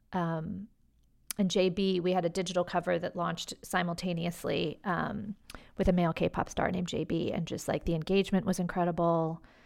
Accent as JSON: {"language": "English", "town": "Washington", "region": "District of Columbia", "country": "United States", "tie": "born or raised there", "moved": "yes", "said": "I grew up in Washington, D C"}